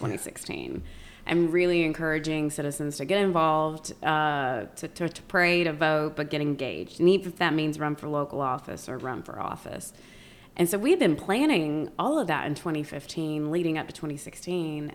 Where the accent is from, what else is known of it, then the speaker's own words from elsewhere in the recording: Lincoln County, North Carolina, United States; moved away as an adult; I grew up born and raised in Lincoln County. So, uh, that's home for me.